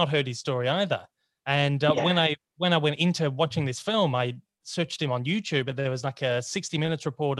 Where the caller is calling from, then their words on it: Australia; I'm calling from … Down Under from Australia.